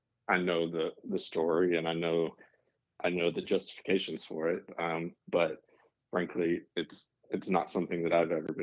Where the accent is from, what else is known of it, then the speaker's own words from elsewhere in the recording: Arkansas, United States; now in Texas, United States; I am based in Texas. I grew up in Arkansas.